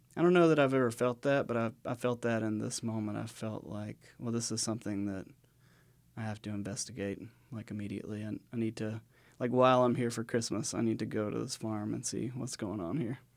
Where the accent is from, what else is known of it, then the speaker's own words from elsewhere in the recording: west of Savannah, South Georgia, United States; moved away as an adult; also born or lived in Blue Ridge Mountains; I grew up in South Georgia, so I grew up in, like, the sandy plains of, uh, what they call the coastal empire down there, um, west of Savannah